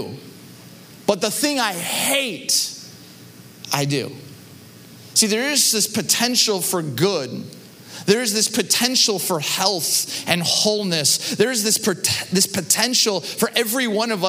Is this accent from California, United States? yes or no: yes; Southern California, United States; moved away as an adult; now in Chicago, United States; Growing up in Southern California